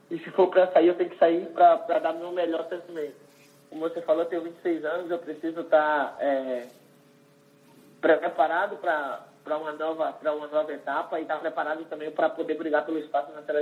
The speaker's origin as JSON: {"language": "Portuguese", "region": "Northeast Region", "country": "Brazil", "said": "É, eu venho do Nordeste, a gente tem um"}